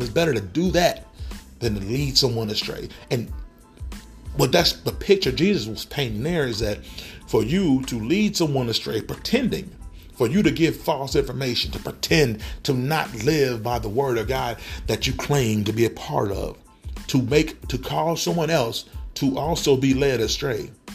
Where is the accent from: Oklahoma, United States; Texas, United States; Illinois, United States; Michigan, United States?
Oklahoma, United States; Tulsa; growing up in Tulsa, Oklahoma in the, the 90s, um, especially in North Tulsa